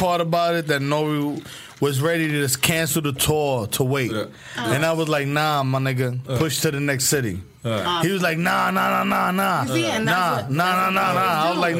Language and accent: English; New York, United States; I'm from New York.